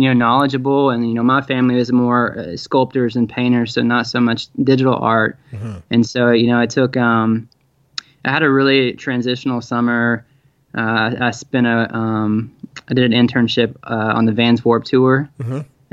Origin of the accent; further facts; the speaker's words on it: Tennessee, United States; also born or lived in Tacoma, Washington / Chattanooga, Tennessee; I was born in Tacoma, but I pretty much was raised in Tennessee